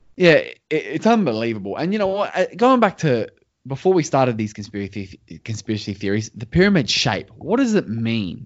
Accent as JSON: {"language": "English", "country": "Australia"}